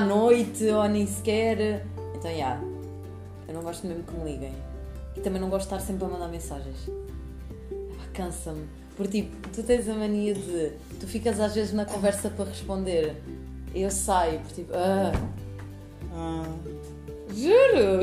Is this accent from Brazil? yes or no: no; Lisbon, Portugal; eu venho de Lisboa